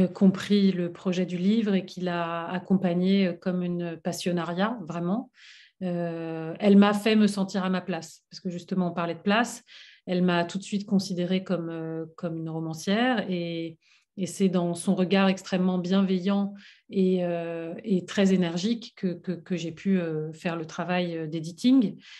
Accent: France; j'ai grandi en France

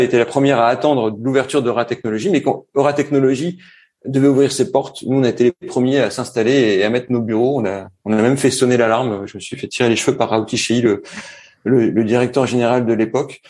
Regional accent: Roubaix, Hauts-de-France, France; moved away as an adult; also born or lived in Middlesbrough, England / Montpellier / Paris / Lille; now in Montreal, Canada; je suis né dans le Nord à Roubaix, euh, tout au fond de Roubaix, à la limite de Waterloo

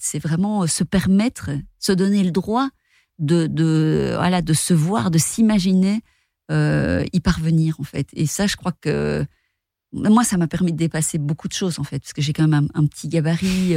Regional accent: Rochefort, Wallonia, Belgium; je viens de Rochefort c'est une petite ville euh, dans le sud de la Belgique

